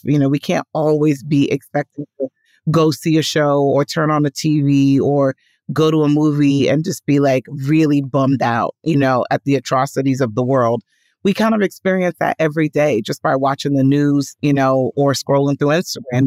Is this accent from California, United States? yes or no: no; New York City, New York, United States; I was born and raised in Washington Heights, which is the neighborhood just above Harlem